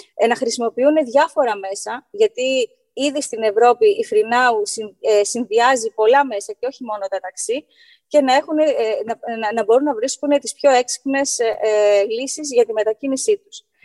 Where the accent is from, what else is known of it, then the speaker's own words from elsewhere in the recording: Greece; ως Έλληνες